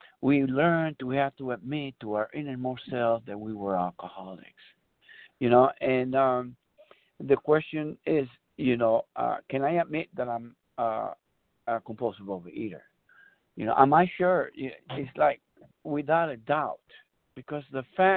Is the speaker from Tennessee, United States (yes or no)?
no; San Bernardino, California, United States; I'm from San Bernardino, California.